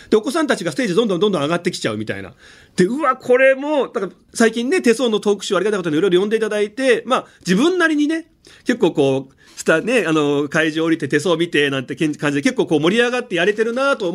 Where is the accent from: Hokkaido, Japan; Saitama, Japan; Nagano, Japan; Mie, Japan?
Nagano, Japan; 地元長野県